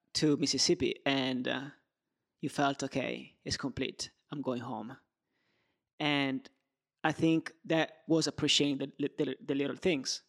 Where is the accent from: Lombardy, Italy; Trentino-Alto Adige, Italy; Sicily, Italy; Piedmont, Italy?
Piedmont, Italy; Turin; moved away; also born or lived in Rome; I was born in Turin. I lived in Rome and I lived in different places.